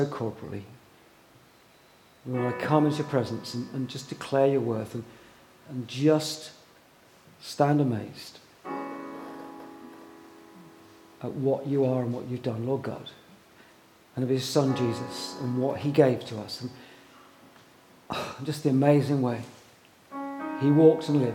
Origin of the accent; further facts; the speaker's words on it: England, United Kingdom; we're English